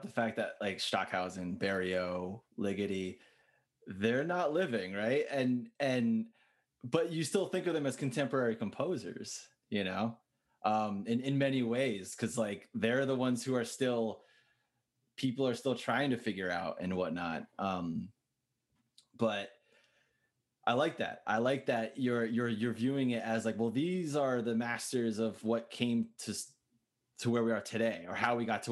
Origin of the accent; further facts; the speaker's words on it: New Jersey, United States; also born or lived in Bowling Green, Ohio; I'm originally from New Jersey